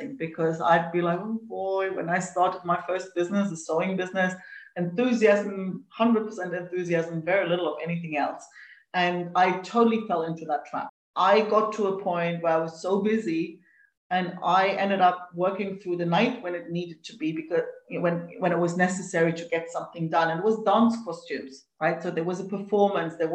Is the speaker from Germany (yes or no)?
yes; East Germany, Germany; I grew up in East Germany